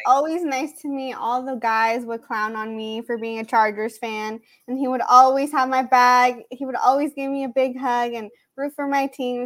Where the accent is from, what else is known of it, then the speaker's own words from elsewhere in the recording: San Marcos, California, United States; around where my hometown is. She's from Carlsbad and I'm from San Marcos.